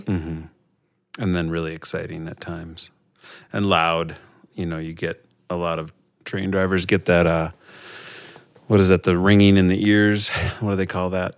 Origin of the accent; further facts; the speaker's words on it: Robbinsdale, Minnesota, United States; also born or lived in Staples, Minnesota; I grew up in Robbinsdale, which is just outside of Minneapolis.